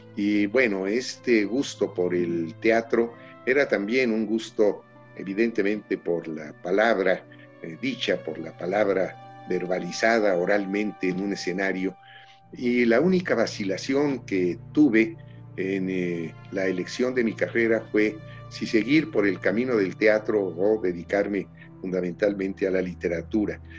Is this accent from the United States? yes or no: no; Mexico City, Mexico; y ya los últimos tres nacimos aquí en la Ciudad de México